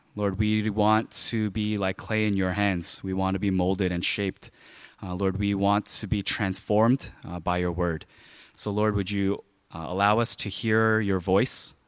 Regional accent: New York City, New York, United States; when I was growing up in Flushing, there were a lot of like gangs

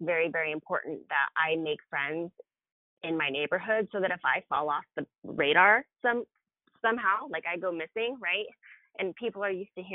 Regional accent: Seattle, Washington, United States; born or raised there

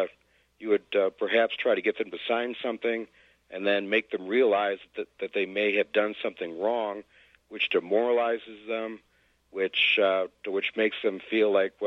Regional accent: United States; As an American, as a Westerner

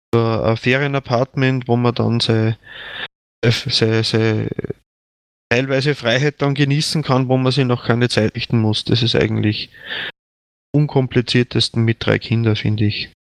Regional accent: Attnang-Puchheim, Upper Austria, Austria; moved away as an adult; also born or lived in Lenzing; now in Bad Ischl, Austria; ich bin jetzt ungefähr 60 Kilometer von meinem Heimatort weg, also wo ich geboren bin

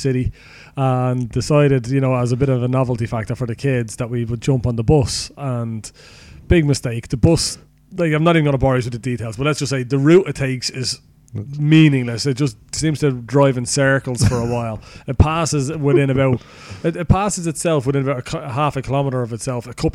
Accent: Ireland; we are Irish

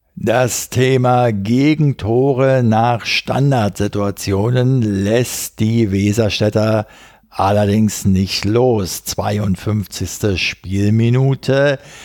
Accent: Berlin, Germany; als Berliner

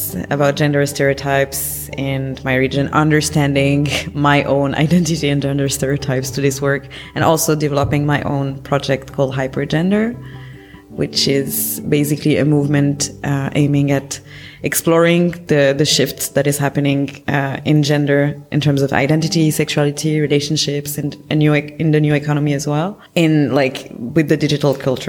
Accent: Morocco; now in Berlin, Germany; So I'm from Morocco and half French as well. I'm based in Berlin.

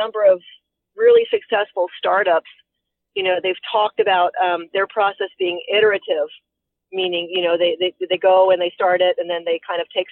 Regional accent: Frederick, Maryland, United States; Frederick County, Maryland, which is which is my hometown, is Frederick City

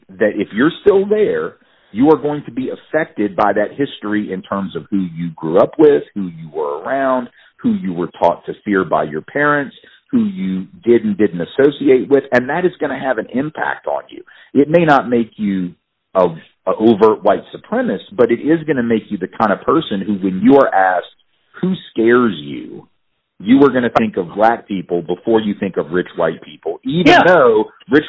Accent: Nashville, Tennessee, United States; moved away as an adult; also born or lived in New Orleans; I grew up in Nashville

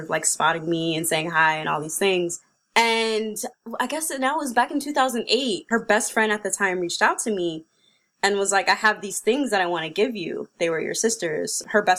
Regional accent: San Francisco, California, United States; I grew up in San Francisco in a community called the Fillmore, which is a historically black community

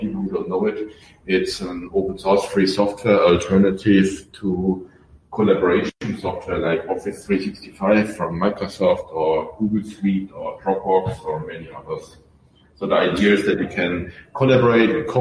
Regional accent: Germany; accent: German; I'm German, as you can hear from my accent

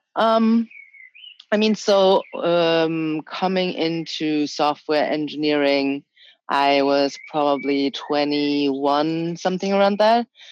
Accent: Germany; also born or lived in China; I was born in China. I moved to Germany when I was three and a half.

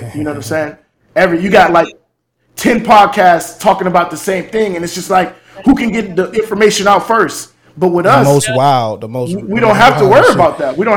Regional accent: Miami, Florida, United States; moved away as an adult; also born or lived in Pittsburgh; I'm from Miami

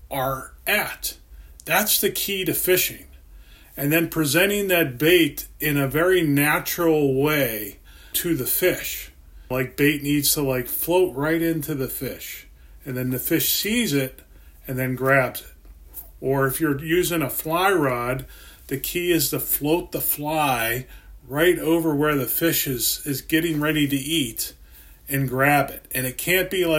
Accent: Pennsylvania, United States; I grew up in Pennsylvania, and we had streams and lakes and different things

